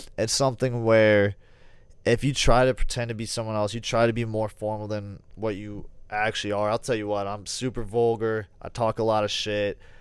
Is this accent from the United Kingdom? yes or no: no; United States; being part of being an American